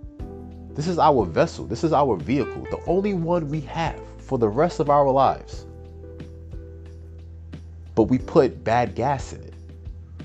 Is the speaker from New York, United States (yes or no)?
yes; Peekskill, New York, United States; also born or lived in Bronx, New York; I was born and raised in the Bronx until I was about 8 or 9, and then I moved a little further upstate to Westchester, New York